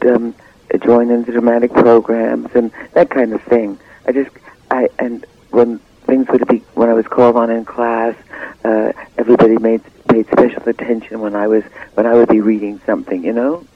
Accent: New York City, New York, United States; also born or lived in Cleveland, Ohio; I was born in Cleveland, but raised in Harlem

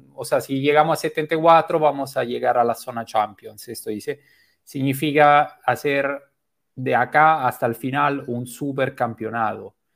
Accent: Rome, Lazio, Italy; moved away as an adult; now in Lima, Peru; soy italiano, pero nací en Roma

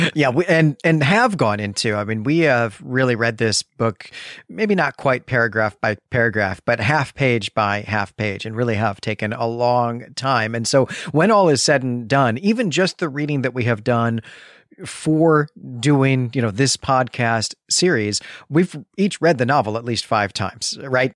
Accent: Midwest, United States; a Midwesterner

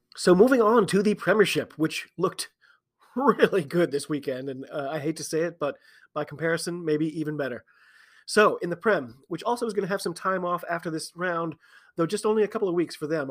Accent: United States; I'm an American rugby fan

